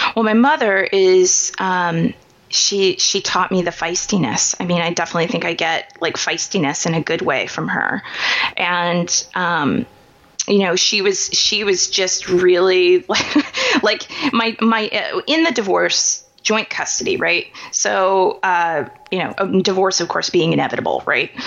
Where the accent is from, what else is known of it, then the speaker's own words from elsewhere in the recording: Kansas City, Missouri, United States; I grew up in Kansas City, Missouri